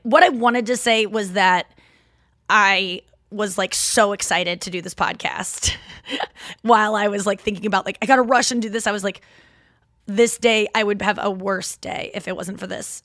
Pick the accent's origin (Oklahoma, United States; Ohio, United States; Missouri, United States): Missouri, United States; St. Louis; accent: Midwest; some people that are not Saint Louisans have said that my Midwest accent is kicking right now